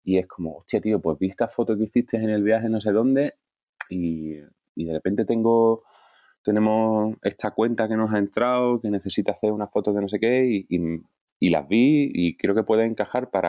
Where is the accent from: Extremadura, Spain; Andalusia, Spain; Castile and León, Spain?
Andalusia, Spain; Cádiz; moved away as an adult; now in Madrid, Spain; nací en Cádiz. Eh, hemos vivido mi familia en muchos sitios Em, pero, y luego volví a Cádiz ya con, como con 13 o así. Y hasta los 35, o que me vine a Madrid, 34, 35.